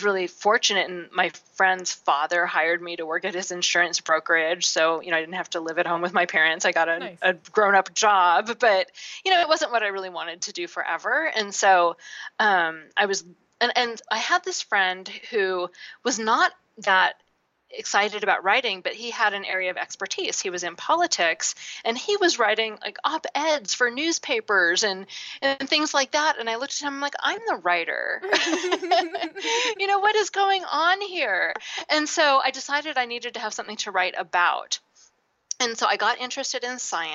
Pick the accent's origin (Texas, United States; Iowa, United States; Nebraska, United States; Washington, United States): Washington, United States; Seattle; I grew up in Seattle where it rains a lot